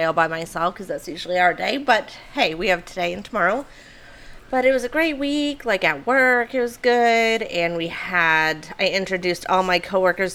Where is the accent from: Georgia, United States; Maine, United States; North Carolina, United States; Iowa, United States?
Maine, United States; now in Florida, United States; was born and raised in Maine, where we don't really have college football